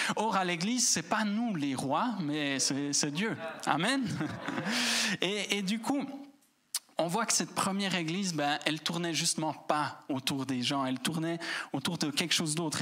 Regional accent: Switzerland; en tant que Suisse

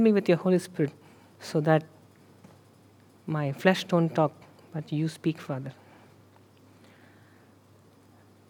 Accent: India; moved away; I am from India

